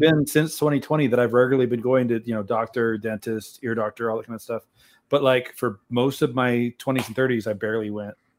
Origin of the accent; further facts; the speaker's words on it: Brownsville, Texas, United States; also born or lived in San Antonio, Texas / Kansas; Most of my life in Texas, I spent, I was born in Brownsville, first five years in San Antonio, most of my life in Brownsville, two years in Kansas.